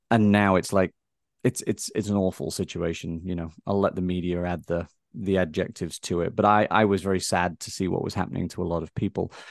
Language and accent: English; England, United Kingdom; now in United States; I think growing up in England, I think we are maybe we see on a day to day basis our history more than I think a lot of us here in America get a chance to see our history play out